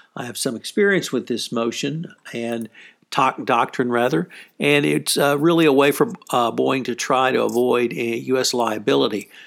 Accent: Houston, Texas, United States; my hometown of Houston, Texas

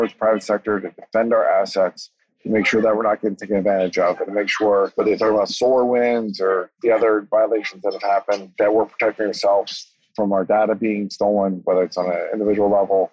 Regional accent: United States; I'm saying this as an American

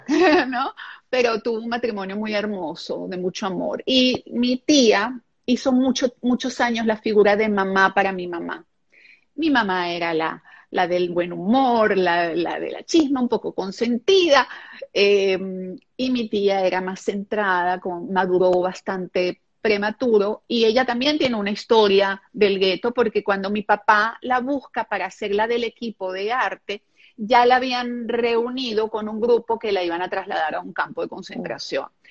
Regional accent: Venezuela; first language German; Spanish is a second language; also born or lived in Israel; llegar a Venezuela tengo muchos momentos así, recuerda que era pequeña

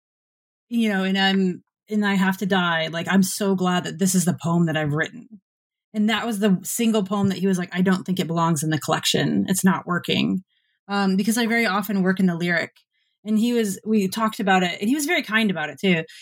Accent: Michigan, United States; growing up in Michigan

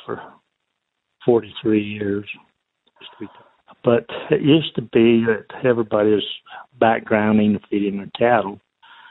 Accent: United States; growing up in Sevier County

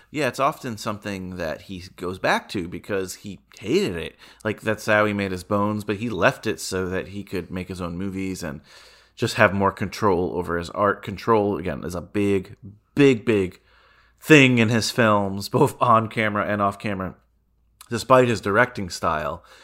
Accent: Piermont, New York, United States; close to where we grew up in Piermont, New York

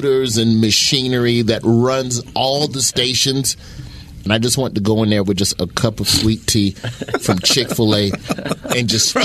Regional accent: the South, United States; moved away; I grew up in the South

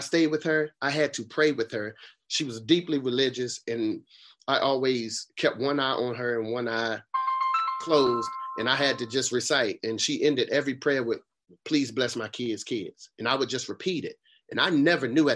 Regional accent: Raleigh, North Carolina, United States; also born or lived in Boston, Massachusetts; I moved from Boston to Raleigh

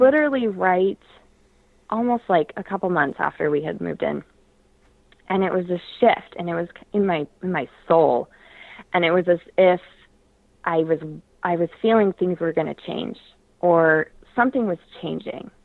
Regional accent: Portland, Oregon, United States; I grew up in Portland, Oregon

